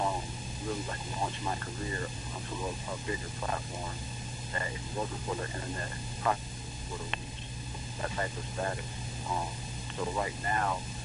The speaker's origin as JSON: {"language": "English", "town": "Albany", "region": "New York", "country": "United States", "said": "Oh, I'm from Albany, New York. I'm from upstate New York."}